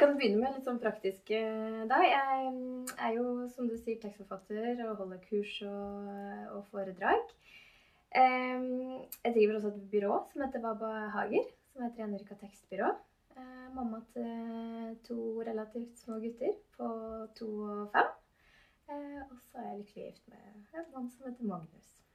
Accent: Gjøvik, Innlandet, Norway; moved away as an adult; now in Trondheim, Norway; jeg er født og oppvokst

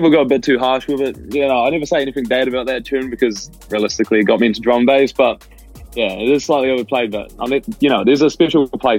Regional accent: New Zealand; I'm from New Zealand.

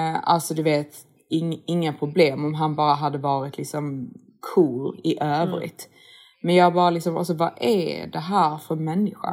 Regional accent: Sweden; man som svensk

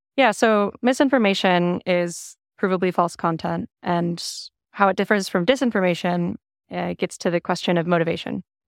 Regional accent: Minnesota, United States; moved away as an adult; now in Austin, United States; I'm a Minnesotan, uh, relocated to Austin two years ago

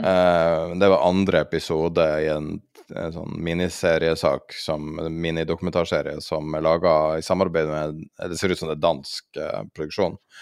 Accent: Tromsø, Troms, Norway; i Tromsø, der jeg er fra

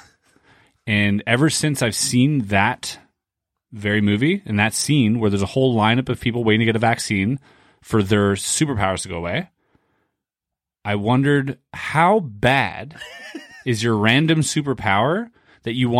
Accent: Canada; I'm Canadian

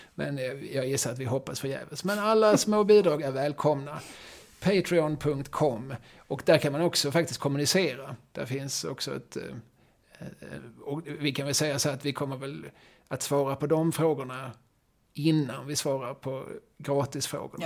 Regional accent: Malmö, Skåne, Sweden; vi är ju Malmöbor

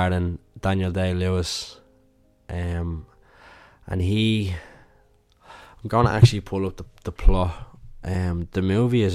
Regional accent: Ireland; being Irish

